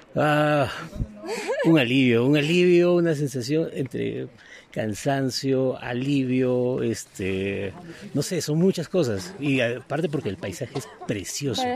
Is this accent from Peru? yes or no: yes; Lima, Peru; Yo soy de Lima.